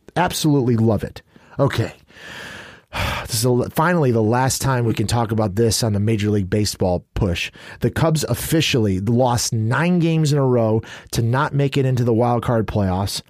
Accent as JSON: {"language": "English", "town": "New Lenox", "region": "Illinois", "country": "United States", "tie": "born or raised there", "said": "I grew up in New Lenox."}